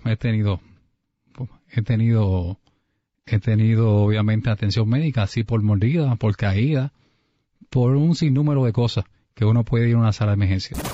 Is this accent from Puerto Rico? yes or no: yes; Humacao, Puerto Rico; nacido y criado en Humacao